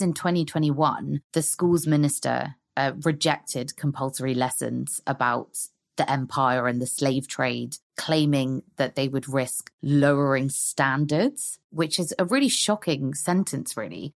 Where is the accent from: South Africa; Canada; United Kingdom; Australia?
United Kingdom; London; also born or lived in Hong Kong; I've lived most of my life in London. I was born in Hong Kong